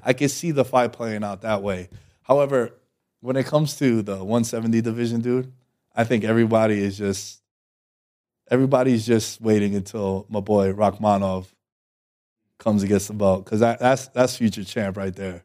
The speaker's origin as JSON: {"language": "English", "region": "New York", "country": "United States", "said": "I'm from New York"}